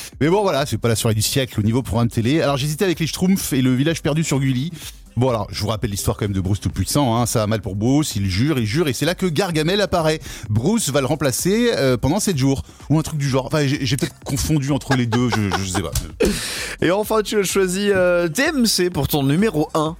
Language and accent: French; France; nous sommes français